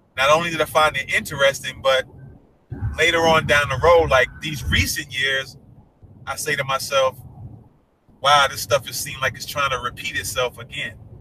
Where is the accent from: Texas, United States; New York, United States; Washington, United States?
New York, United States; moved away; I'm from New York